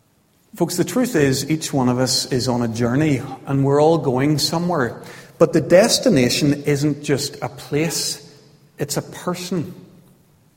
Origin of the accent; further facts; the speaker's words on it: County Armagh, Northern Ireland, United Kingdom; I was growing up in County Armagh in the 1970s.